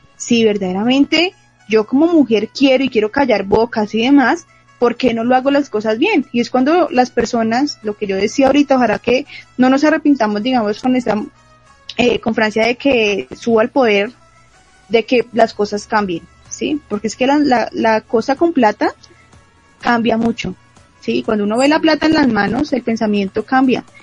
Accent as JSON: {"language": "Spanish", "region": "Bogotá", "country": "Colombia", "said": "a nosotros como bogotanos"}